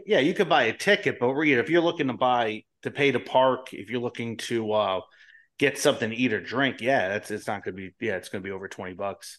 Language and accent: English; Colonia, New Jersey, United States; I'm living in New Jersey where I, I grew up in Colonia